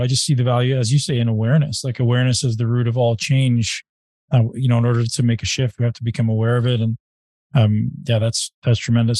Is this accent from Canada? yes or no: yes; Canada; I'm from Canada